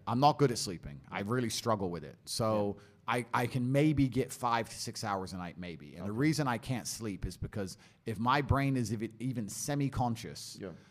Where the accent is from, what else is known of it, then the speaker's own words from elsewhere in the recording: Luton, East of England, United Kingdom; I grew up in Luton, poor on a council estate